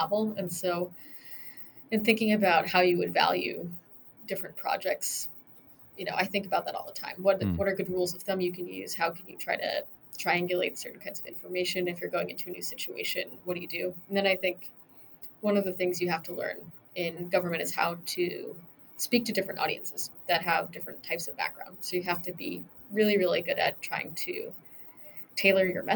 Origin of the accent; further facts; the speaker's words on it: Michigan, United States; I grew up in Michigan